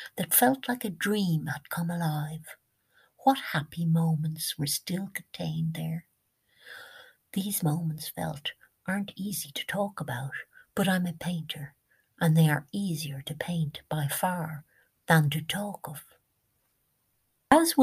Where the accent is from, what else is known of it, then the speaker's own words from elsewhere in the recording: Ireland; as we Irish say